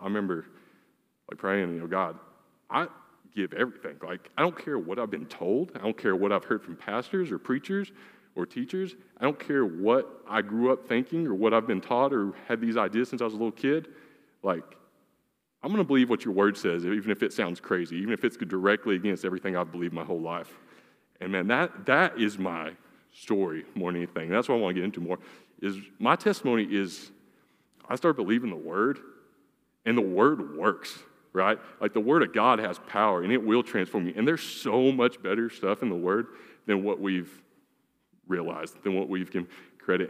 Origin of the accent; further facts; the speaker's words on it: Lee, Oklahoma, United States; I grew up in Lee, Oklahoma